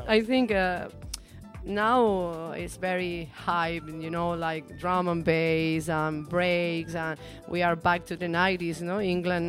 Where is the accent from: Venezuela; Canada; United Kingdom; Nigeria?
Venezuela; English is a second language; I'm from Venezuela